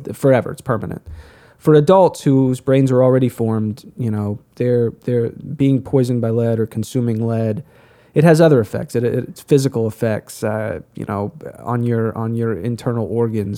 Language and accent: English; United States; as an American